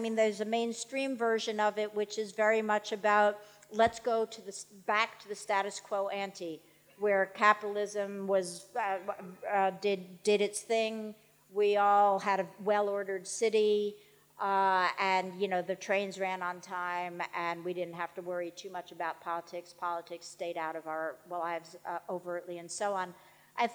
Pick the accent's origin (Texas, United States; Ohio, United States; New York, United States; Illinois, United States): New York, United States; I'm a New Yorker